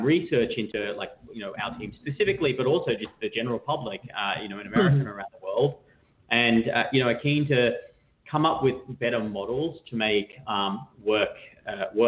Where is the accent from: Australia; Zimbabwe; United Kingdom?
Australia; now in San Francisco, United States; I'm Australian. If anyone's wondering where that funny accent is from, I'm not native to San Francisco.